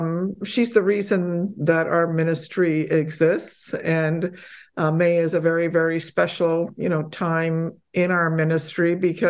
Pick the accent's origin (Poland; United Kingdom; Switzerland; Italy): Poland; born there; I myself grew up, I was born in Poland, and so I grew up in a very pious religious home